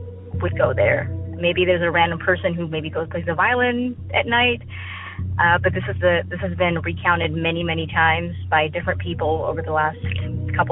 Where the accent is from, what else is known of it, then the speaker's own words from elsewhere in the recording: Houston, Texas, United States; I'm from Houston, Texas